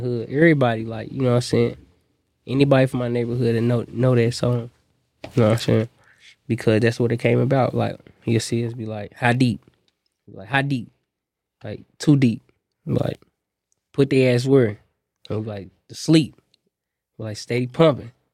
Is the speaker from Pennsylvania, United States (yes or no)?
no; Indianapolis, Indiana, United States; I'm an artist from Indianapolis